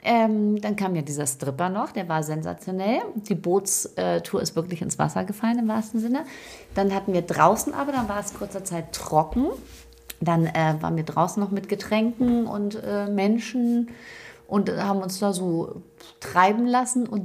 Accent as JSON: {"language": "German", "region": "Lower Saxony", "country": "Germany", "said": "Bei uns in Ostfriesland"}